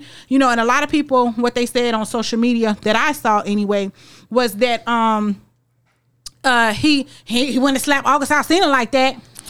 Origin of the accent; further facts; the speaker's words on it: Philadelphia, Pennsylvania, United States; I am from North Philadelphia, Pennsylvania.